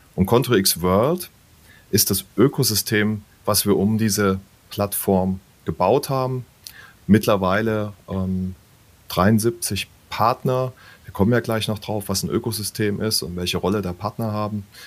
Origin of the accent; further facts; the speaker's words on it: Würzburg, Bavaria, Germany; meiner Heimatstadt zum Beispiel in mhm. Würzburg